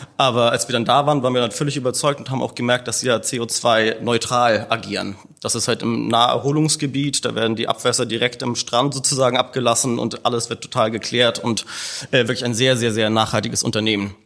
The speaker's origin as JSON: {"language": "German", "region": "Hamburg", "country": "Germany", "said": "Wir hatten als Hamburger"}